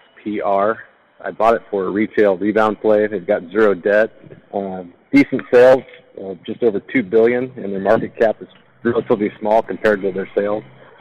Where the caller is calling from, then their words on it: Sacramento, California, United States; I'm calling from Sacramento.